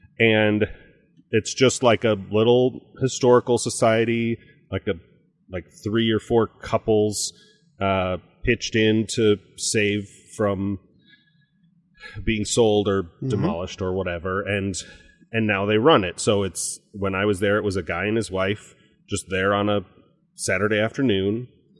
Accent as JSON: {"language": "English", "region": "Virginia", "country": "United States", "said": "I am from Virginia on the coast, but there's also the sounds and other water there. And we have these boats and my dad had this boat and I do this boat."}